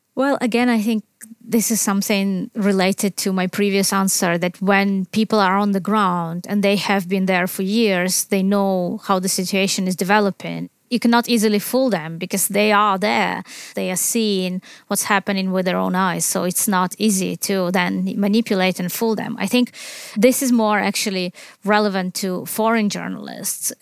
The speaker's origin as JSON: {"language": "English", "town": "Chernivtsi", "region": "Chernivtsi Oblast", "country": "Ukraine", "tie": "born or raised there", "also_born_or_lived": "Kyiv, Ukraine", "second_language": "English", "moved": "as an adult", "lives_now": "United Kingdom", "said": "my hometown of Chernivtsi in the west of Ukraine"}